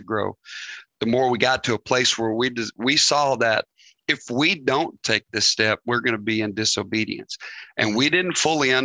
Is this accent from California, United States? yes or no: no; Northeast Arkansas, United States; moved away; we were born and raised in Northeast Arkansas